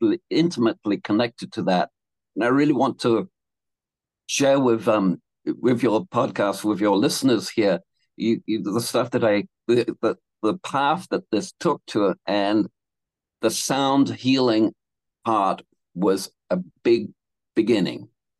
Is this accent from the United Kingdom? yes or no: no; Canada; when I grew up or in Canada.